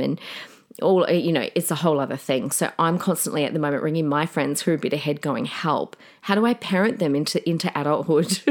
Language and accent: English; Adelaide, South Australia, Australia; now in Queensland, Australia; we're all from Adelaide